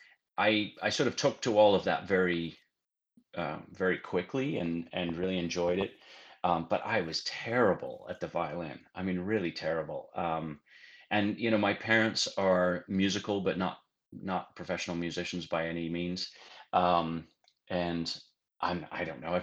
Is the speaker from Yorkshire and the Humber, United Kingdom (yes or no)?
yes; Sheffield, Yorkshire and the Humber, United Kingdom; also born or lived in Cincinnati, Ohio; now in Austin, United States; I was born in England, in Sheffield, England, and started doing various musical things at quite an early age